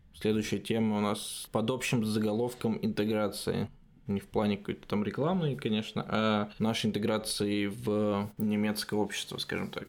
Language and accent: Russian; Russia; moved away as an adult; now in Germany; нет, из России